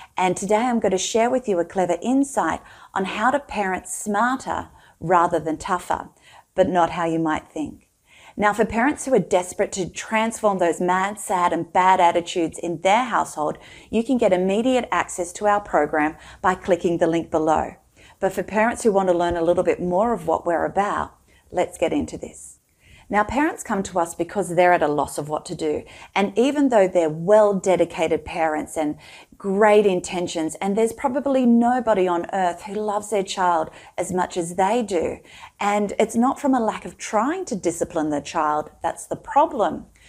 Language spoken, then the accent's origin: English; Australia; I'm Australian and living in Australia